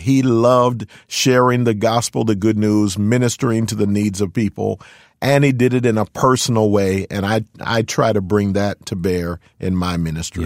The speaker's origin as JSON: {"language": "English", "town": "Philadelphia", "region": "Pennsylvania", "country": "United States", "tie": "born or raised there", "also_born_or_lived": "California", "moved": "as an adult", "lives_now": "Fremont, United States", "said": "I'm born and raised in Philadelphia, PA, Spent my first 31 years there"}